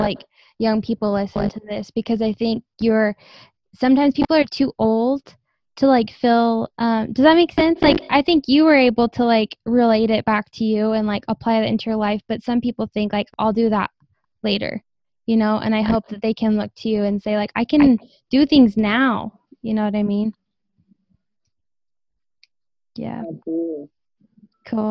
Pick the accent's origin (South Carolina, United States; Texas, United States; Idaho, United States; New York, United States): Idaho, United States; I'm from Idaho